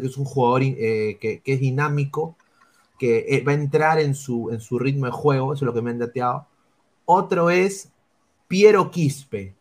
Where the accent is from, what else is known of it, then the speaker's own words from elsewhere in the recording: Peru; now in United States; mi, país, ¿no? o sea, donde yo nací, que es el Perú